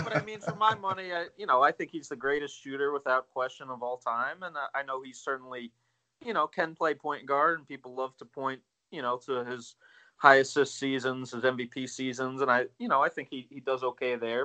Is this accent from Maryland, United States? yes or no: yes; near the DC area, Maryland, United States; I grew up in the uh, in Maryland near the in DC area